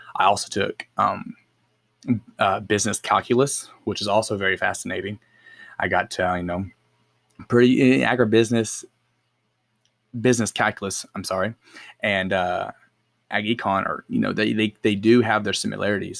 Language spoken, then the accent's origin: English; El Reno, Oklahoma, United States; I grew up in El Reno, born and raised